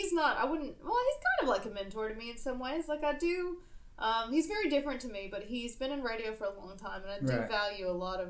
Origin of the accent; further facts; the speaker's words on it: South Carolina, United States; Yeah, I grew up in South Carolina.